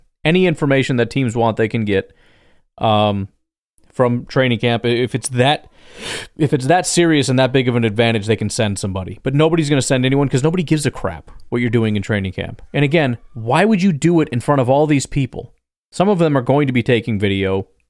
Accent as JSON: {"language": "English", "region": "Illinois", "country": "United States", "said": "I'm from Illinois."}